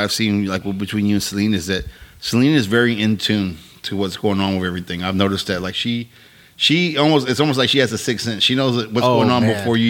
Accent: Victoria, Texas, United States; Yeah, I grew up in Victoria. So it was like you couldn't do shit in Victoria

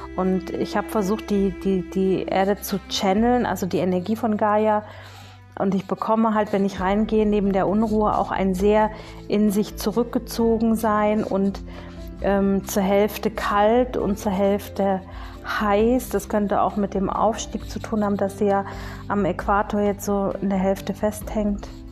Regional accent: Bavaria, Germany; bei uns in Bayern

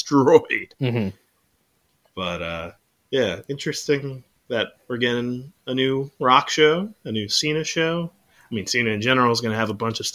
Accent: New York City, New York, United States; growing up in New York

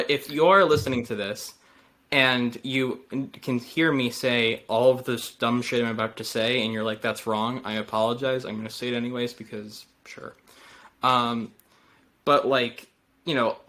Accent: United States; as an American speaking.

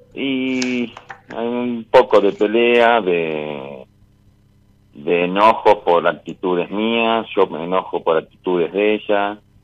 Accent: La Rioja, Argentina; De La Rioja.

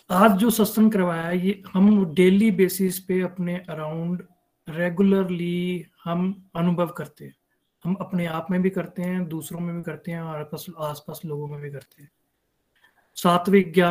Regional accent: Denver, Colorado, United States; now in Denver, United States; हरी हरी बोल everyone … Denver Colorado से हूँ

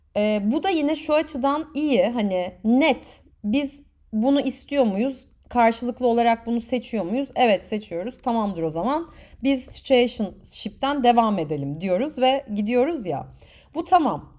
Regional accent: Turkey; moved away; also born or lived in United Kingdom / France / United States; ben de Türk'üm

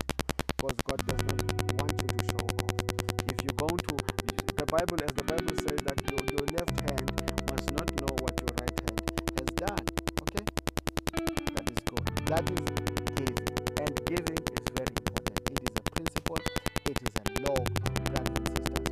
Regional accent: South Africa; I'm from South Africa

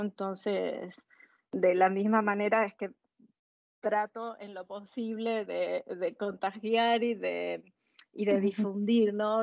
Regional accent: Argentina; moved away as an adult; also born or lived in Lausanne, Switzerland; now in Basel, Switzerland; nosotros salimos con mi esposo de Argentina hace más de 20 años

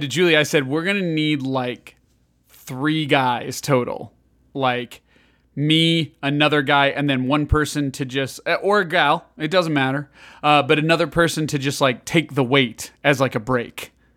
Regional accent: Chicago, Illinois, United States; moved away; growing up in Chicago

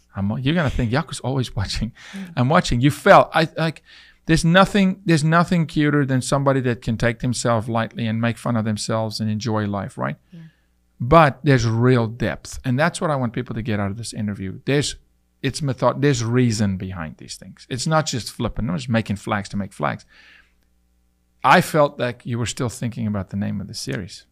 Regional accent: South Africa; moved away as an adult; now in United States; I'm from South Africa

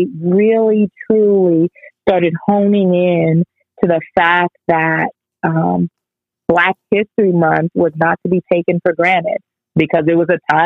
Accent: United States; born there; you know, I was Jamaican every day, although I was born in the United States.

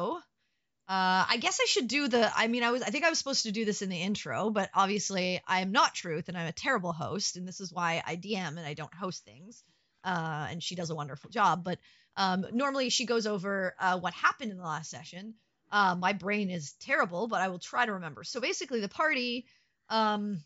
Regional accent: Canada; I'm a Canadian

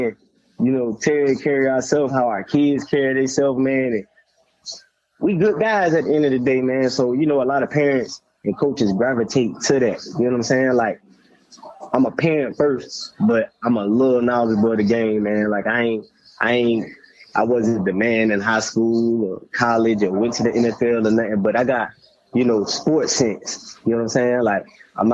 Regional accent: Jacksonville, Florida, United States; Right now, I'm in Jacksonville. This is where I stay. It's my hometown. I love my city.

